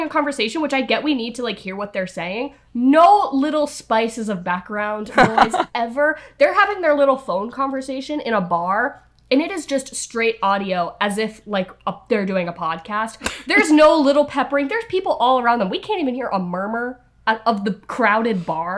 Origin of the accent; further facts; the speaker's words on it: United States; I am aggressively like an uncultured American